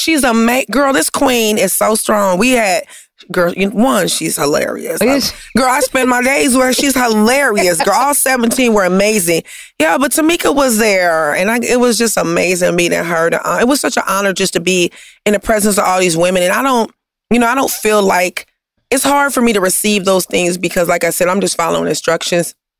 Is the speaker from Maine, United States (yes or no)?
no; Compton, California, United States; I'm from Compton